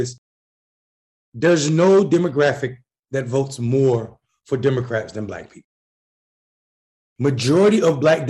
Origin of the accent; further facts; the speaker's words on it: North Carolina, United States; as a Black person who understands, I'm from North Carolina. I was chased by the Klan. These same people went to church. These same people believe that I didn't belong in the same building as them. And I'm not an old Christian. I'm 42 years old.